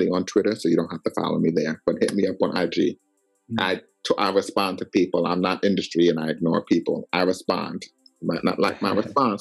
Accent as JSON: {"language": "English", "town": "New York City", "region": "New York", "country": "United States", "tie": "born or raised there", "also_born_or_lived": "Jersey City / Washington, D.C.", "said": "I was grateful where I grew up in Queens."}